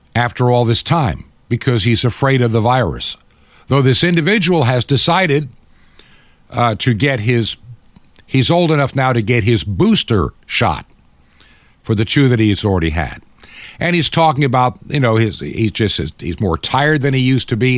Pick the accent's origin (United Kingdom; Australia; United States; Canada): United States; being an American